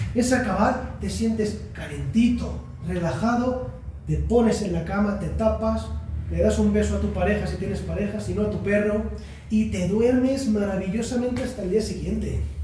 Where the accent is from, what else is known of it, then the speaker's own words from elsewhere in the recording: Barcelona, Catalonia, Spain; vengo de Barcelona